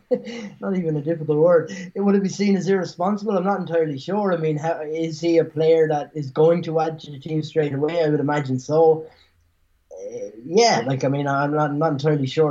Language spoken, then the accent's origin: English; Ireland; moved away; I grew up in Ireland